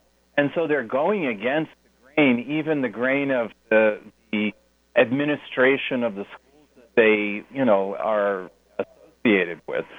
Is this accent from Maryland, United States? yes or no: no; New York, United States; I grew up in New York.